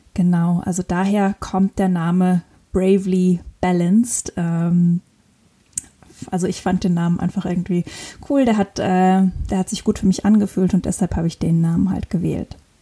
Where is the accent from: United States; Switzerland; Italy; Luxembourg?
Luxembourg; northern Luxembourg; moved away as an adult; also born or lived in Innsbruck, Austria / Cape Verde / Lisbon, Portugal; Ich komme aus Luxemburg, bin im tiefen Norden Luxemburgs geboren und aufgewachsen mit ganz vielen Tieren.